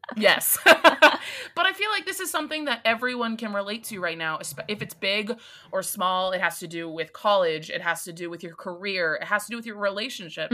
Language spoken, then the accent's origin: English; East Coast, United States; I'm from the East Coast